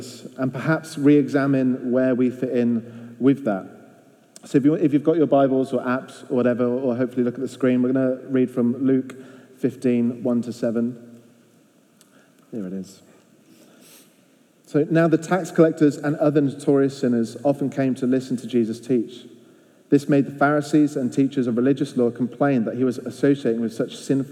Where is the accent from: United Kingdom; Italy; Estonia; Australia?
United Kingdom; England; now in Belfast, United Kingdom; I said, England. I was the only one